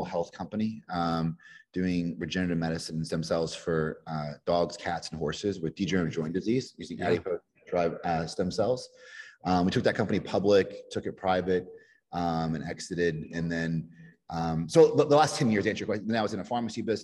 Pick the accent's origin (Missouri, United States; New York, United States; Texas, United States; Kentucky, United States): Kentucky, United States; moved away; when I was a kid from Kentucky